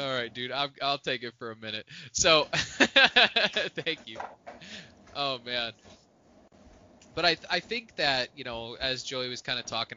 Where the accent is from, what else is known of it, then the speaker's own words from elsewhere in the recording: Plymouth, Indiana, United States; moved away; I grew up in Plymouth, Indiana